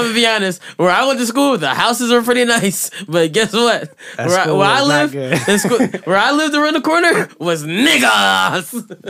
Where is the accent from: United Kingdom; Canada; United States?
United States; Philadelphia, Pennsylvania; I grew up in Philadelphia.